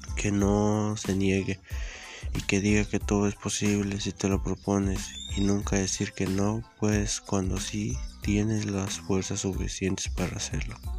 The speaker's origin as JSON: {"language": "Spanish", "country": "Mexico", "said": "nuestro México"}